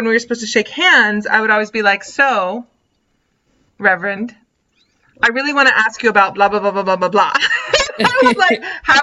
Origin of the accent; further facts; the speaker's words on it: Southern Virginia, United States; I grew up in Southern Virginia